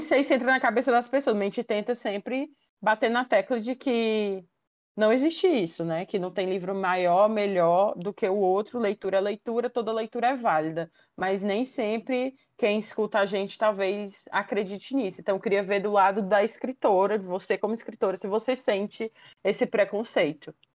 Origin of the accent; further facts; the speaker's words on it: Fortaleza, Ceará, Brazil; sou de Fortaleza, então eu torço aqui pro Fortaleza maior do estado